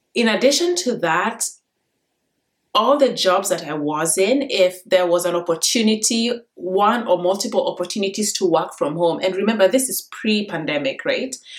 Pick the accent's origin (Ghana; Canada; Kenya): Kenya; now in United States; I grew up in Kenya and I was in a very difficult education system